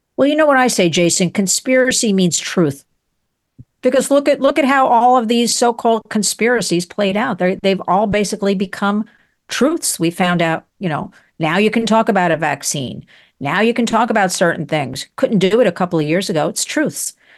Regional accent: United States; I love America. I'm an American

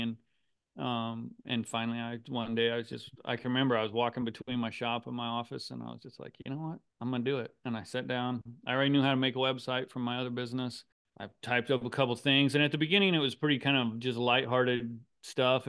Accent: Griswold, Iowa, United States; Griswold, Iowa is the town I grew up

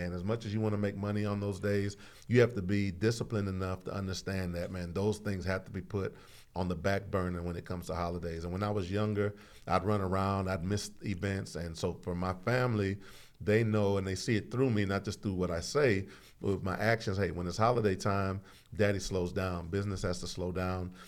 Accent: Houston, Texas, United States; also born or lived in Saint Croix, US Virgin Islands; I was born in Saint Croix, raised in the southeast side of Houston, Texas

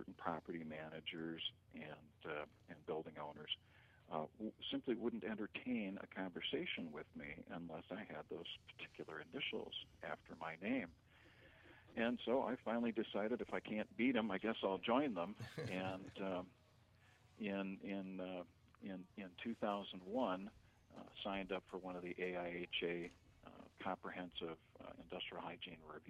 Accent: Twin Cities, Minnesota, United States; I grew up in the Twin Cities

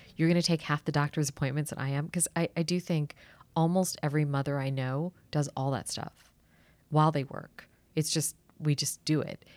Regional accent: Washington, District of Columbia, United States; I actually grew up here in D C

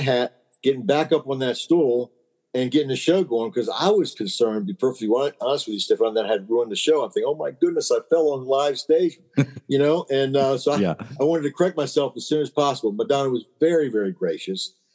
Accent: Maryland, United States; I'm from Maryland

